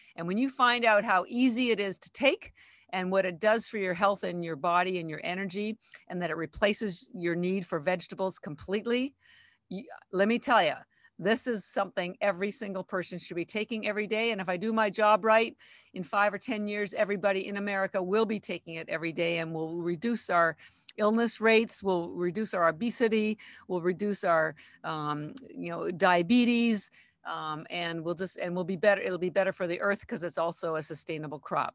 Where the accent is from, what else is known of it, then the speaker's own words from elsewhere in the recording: Canada; moved away as an adult; now in Boston, United States; I'm actually Canadian, but I've lived in Boston thirty-three years